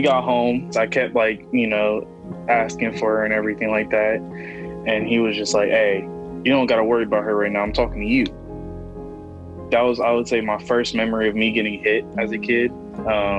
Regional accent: Columbus, Ohio, United States; I'm 18, and I'm from Columbus, Ohio.

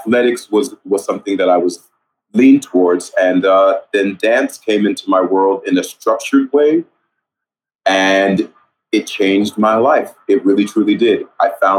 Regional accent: El Paso, Texas, United States; moved away as an adult; Originally, I'm from El Paso, Texas. I went to Bel Air High School

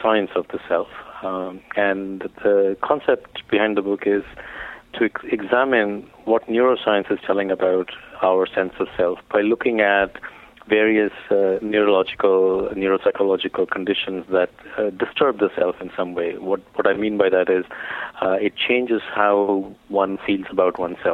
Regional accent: India; growing up in India

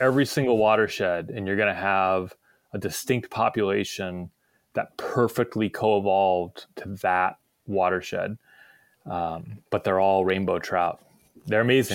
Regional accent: Midwest, United States; moved away; I'm from the Midwest originally

